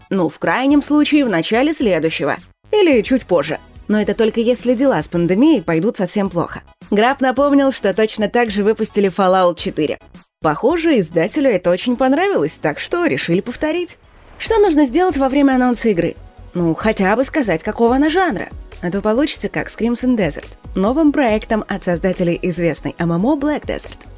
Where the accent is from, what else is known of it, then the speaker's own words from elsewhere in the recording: Russia; у нас в России